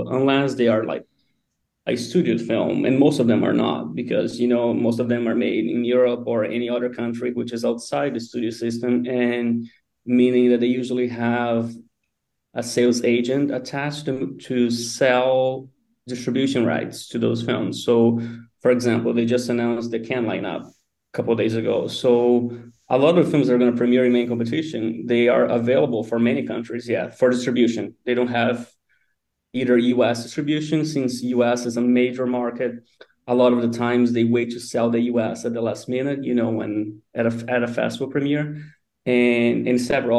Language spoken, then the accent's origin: English; a small town in São Paulo state, Brazil; moved away as an adult; also born or lived in United States; now in Lisbon, Portugal; I'm from a very small town in São Paulo, like an hour and a half from São Paulo, the city